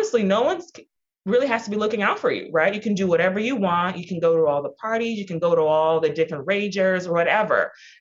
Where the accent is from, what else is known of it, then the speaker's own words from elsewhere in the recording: Houston, Texas, United States; I am the daughter of Nigerian immigrants. I was born and raised in Houston, Texas